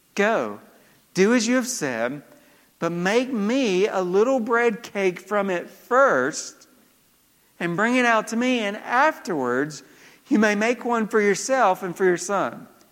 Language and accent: English; Georgia, United States; moved away; growing up in Georgia